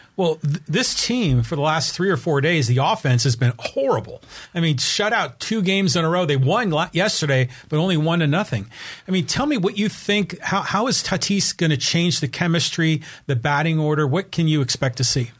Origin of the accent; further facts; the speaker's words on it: Bay Area, California, United States; I grew up in the Bay Area